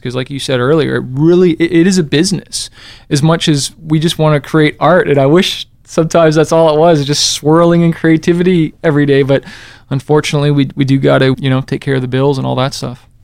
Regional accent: Canada; moved away; I came from Canada originally

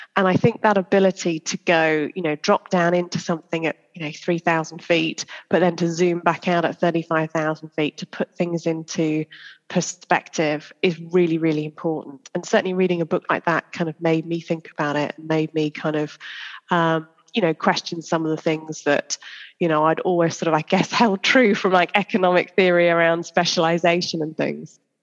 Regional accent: Church Stretton, West Midlands, United Kingdom; I grew up uh, in a little place called Church Stretton in Shropshire

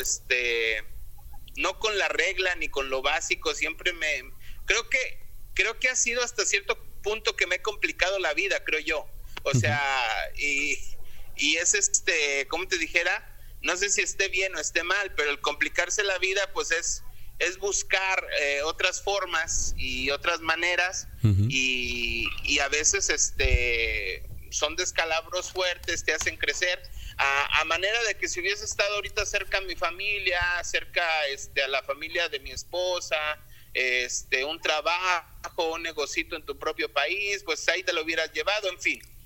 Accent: León, Guanajuato, Mexico; moved away as an adult; now in United States; la ciudad de donde soy, León, Guanajuato

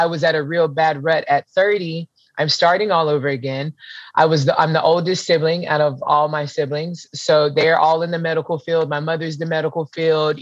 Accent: Pensacola, Florida, United States; also born or lived in Hawaii / North Carolina; I'm from Pensacola, Florida. I pretty much grew up between here and Hawaii

